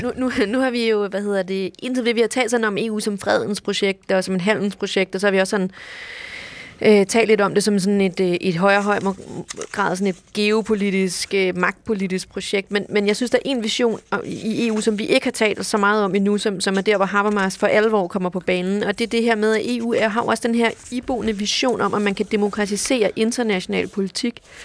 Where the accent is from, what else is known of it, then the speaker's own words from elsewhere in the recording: Denmark; vi er både europæere, og vi er danskere